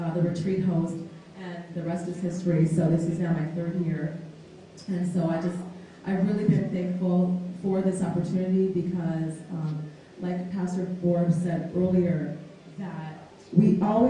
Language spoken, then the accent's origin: English; Toronto, Ontario, Canada; now in Windsor, Canada; I'm originally from Toronto, Ontario, Canada. I now live in Windsor, Ontario